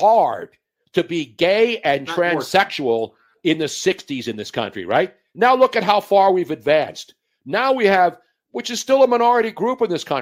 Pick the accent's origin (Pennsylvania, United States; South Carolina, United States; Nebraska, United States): Pennsylvania, United States; Philadelphia; when I was growing up in South Philadelphia in the 1960s as a teenager